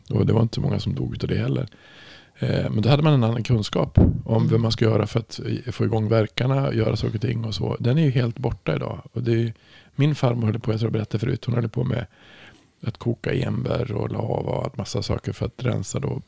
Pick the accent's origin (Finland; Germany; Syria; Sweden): Germany; Så, så, så jag var ju från